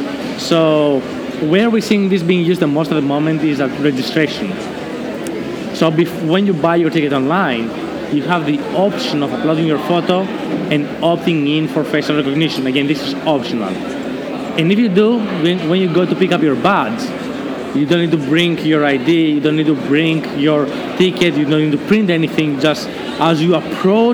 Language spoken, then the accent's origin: English; Greece; I was born and raised in Greece